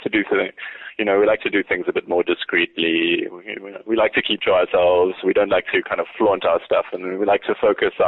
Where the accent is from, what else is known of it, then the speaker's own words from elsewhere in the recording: South Africa; ourselves as South African men